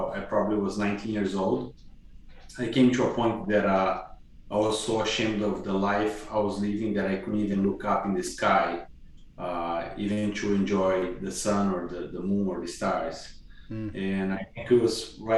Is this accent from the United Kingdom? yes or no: no; Curitiba, Paraná, Brazil; moved away as an adult; also born or lived in Hawaii / Massachusetts; now in Kansas City, United States; I grew up in Curitiba, which is just south of her home state of São Paulo